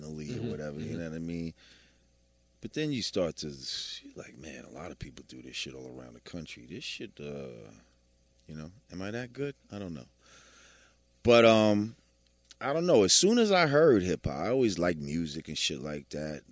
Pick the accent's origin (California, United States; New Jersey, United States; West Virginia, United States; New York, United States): New York, United States; New Rochelle; born or raised there; also born or lived in Bronx, New York